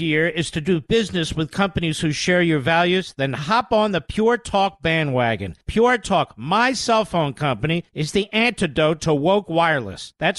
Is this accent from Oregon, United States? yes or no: no; Philadelphia, Pennsylvania, United States; I was born in Philadelphia.